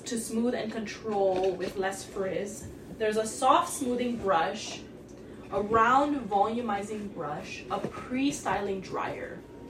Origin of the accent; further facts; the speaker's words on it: Kailua-Kona, Hawaii, United States; moved away as an adult; now in Portland, United States; I missed my home though. I feel like I'm always gonna be an island girl.